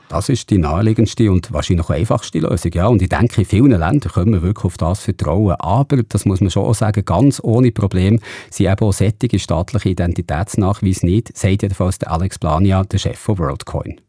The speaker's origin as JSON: {"language": "German", "country": "Switzerland"}